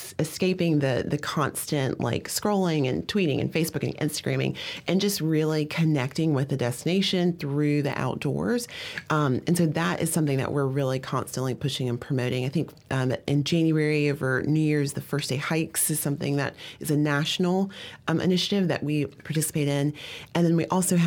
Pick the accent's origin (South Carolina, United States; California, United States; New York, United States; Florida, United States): South Carolina, United States; Greenville; I'm from the South. I'm from Greenville